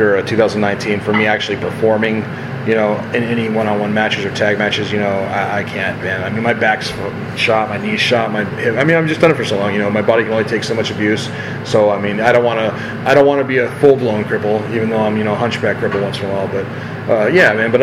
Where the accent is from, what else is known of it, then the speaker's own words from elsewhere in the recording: Simi Valley, California, United States; here in Simi, which is my hometown